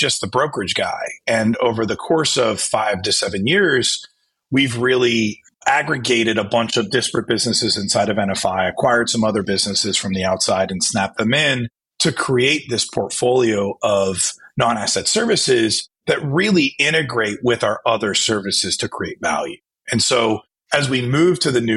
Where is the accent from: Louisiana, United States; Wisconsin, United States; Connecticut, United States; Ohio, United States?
Ohio, United States; also born or lived in Chicago; now in South Jersey, United States; growing up in Ohio and moving to Chicago